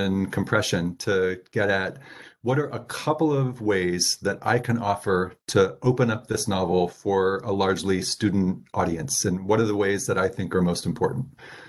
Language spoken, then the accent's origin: English; Texas, United States; So I grew up largely in the Dallas-Fort Worth area.